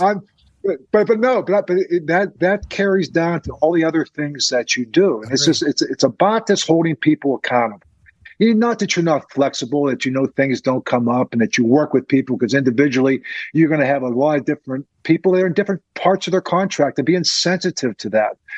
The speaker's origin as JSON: {"language": "English", "town": "Crafton", "region": "Pennsylvania", "country": "United States", "tie": "born or raised there", "said": "I grew up in Crafton."}